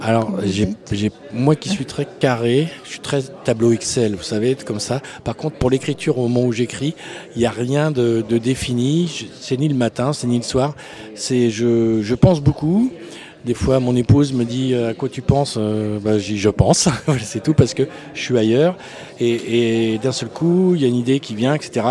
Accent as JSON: {"language": "French", "town": "Tours", "region": "Centre-Val de Loire", "country": "France", "tie": "born or raised there", "said": "je suis né à Tours, rue de Buffon"}